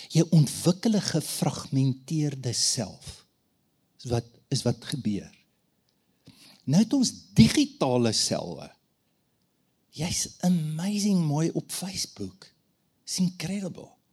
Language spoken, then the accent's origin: Afrikaans; Standerton, Mpumalanga, South Africa; Ek het groot geword op Standerton